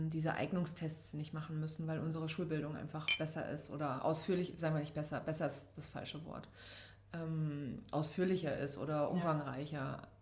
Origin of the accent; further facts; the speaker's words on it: Saarland, Germany; also born or lived in Hanau; Ich bin im Saarland aufgewachsen.